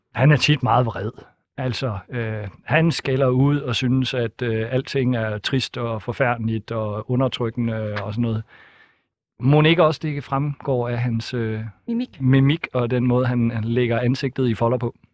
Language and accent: Danish; Thisted, North Denmark Region, Denmark; Tisted, hvor jeg kommer fra